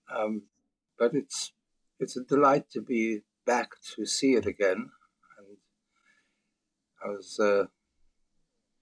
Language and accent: English; United Kingdom; also born or lived in Czech Republic; I got to the UK when I was 8. And, you know, by the time I was 18, I was about as English as anybody